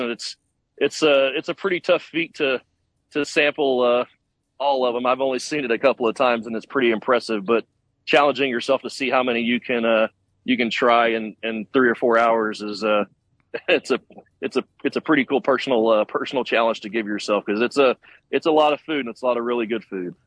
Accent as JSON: {"language": "English", "town": "Tyler", "region": "Texas", "country": "United States", "said": "I'm from Tyler, Texas"}